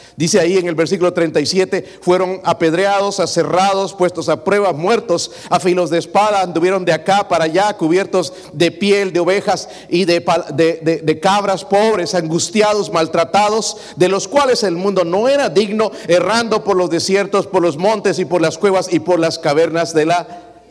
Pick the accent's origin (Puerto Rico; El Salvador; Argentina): El Salvador; now in United States; yo soy del Salvador